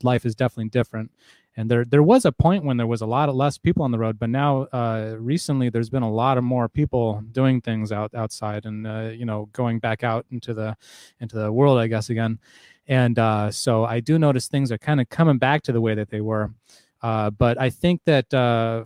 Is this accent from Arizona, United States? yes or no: yes; Arizona, United States; Arizona. I'm from Arizona